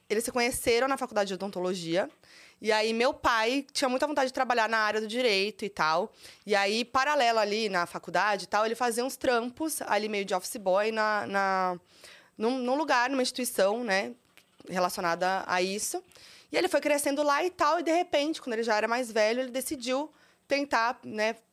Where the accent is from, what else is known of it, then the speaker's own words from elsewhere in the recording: São Paulo, Brazil; born there; Olha, nasci em São Paulo mesmo.